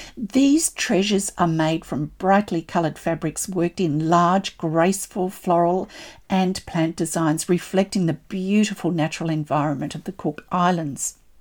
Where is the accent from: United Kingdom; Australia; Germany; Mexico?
Australia